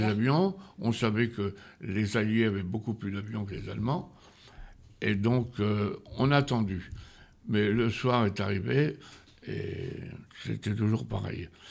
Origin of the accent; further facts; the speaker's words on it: Feuguerolles-Bully, Normandy, France; also born or lived in Saint-Martin; je suis né uniquement à Feugrolles